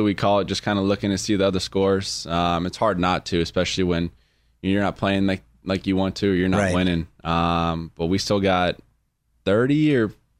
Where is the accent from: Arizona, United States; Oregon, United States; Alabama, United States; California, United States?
Arizona, United States; Chandler